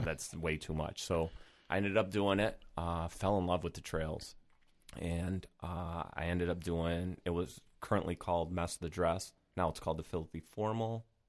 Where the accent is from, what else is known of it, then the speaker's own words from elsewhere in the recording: Rochester, New York, United States; born and raised in Rochester